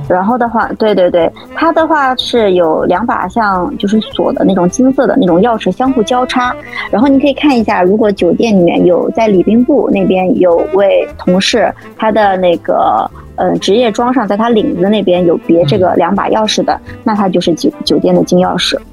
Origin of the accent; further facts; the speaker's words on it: China; 但其实我们中国人